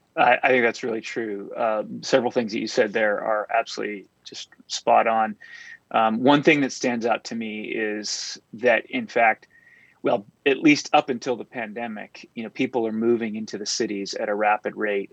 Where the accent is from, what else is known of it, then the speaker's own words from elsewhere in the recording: San Diego, California, United States; also born or lived in Berkeley, California; I'm a native Californian and I grew up in San Diego